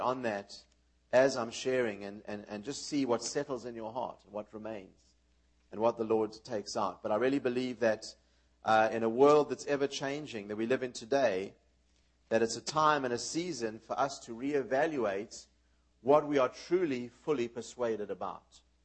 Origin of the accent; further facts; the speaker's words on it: South Africa; moved away; also born or lived in New York, United States / Israel; we were raised in South Africa